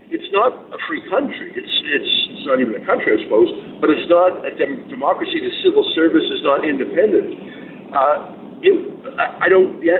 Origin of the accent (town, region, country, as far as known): Canada